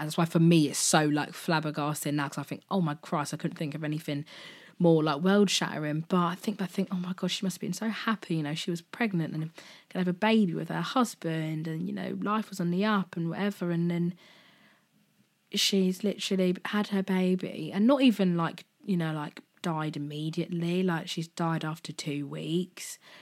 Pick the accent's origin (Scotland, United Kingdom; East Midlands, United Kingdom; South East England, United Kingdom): South East England, United Kingdom; Slough; I'm originally born and raised in Berkshire, in Slough